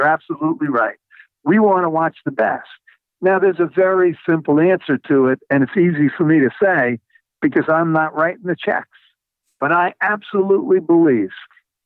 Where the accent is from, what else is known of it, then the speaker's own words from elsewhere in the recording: New York, United States; I grew up in New York, a baseball fan, a football fan, a hockey fan.